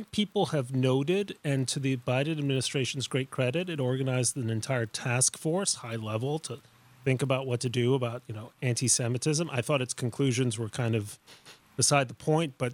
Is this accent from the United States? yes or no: no; Mexico City, Mexico; moved away; I grew up in Mexico City.